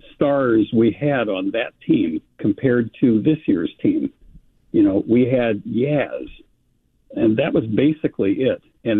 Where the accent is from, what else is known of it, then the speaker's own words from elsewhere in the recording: Eugene, Oregon, United States; the only other player of note from somebody growing up in Eugene, Oregon, was Jose Tartable, because when I was a kid, he played for the Eugene Emeralds